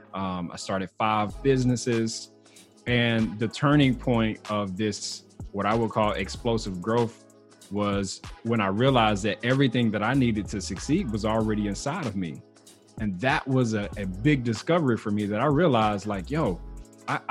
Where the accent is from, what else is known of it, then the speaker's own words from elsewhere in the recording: Mississippi, United States; moved away as an adult; now in Texas, United States; I was born and raised in Mississippi